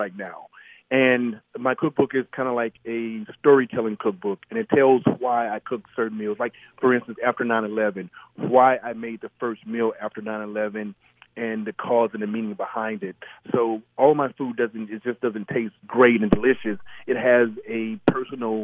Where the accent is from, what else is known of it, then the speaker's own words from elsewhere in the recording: Mississippi, United States; moved away; growing up in Mississippi